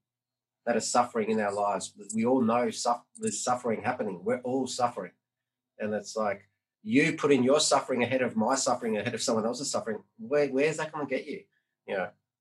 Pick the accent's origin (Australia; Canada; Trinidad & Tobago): Australia; growing up in the 80s, 90s. And like being growing up in Australia, being a Greek, a wog